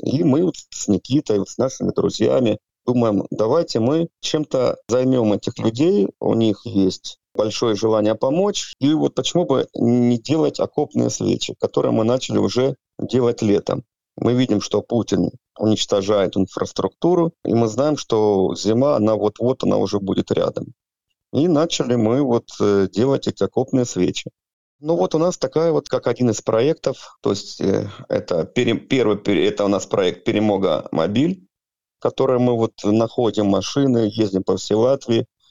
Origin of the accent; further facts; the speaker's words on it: Sievierodonetsk, Luhansk Oblast, Ukraine; now in Jurmala, Latvia; Я гражданин Украины, родом с города Северодонецка, Луганской области.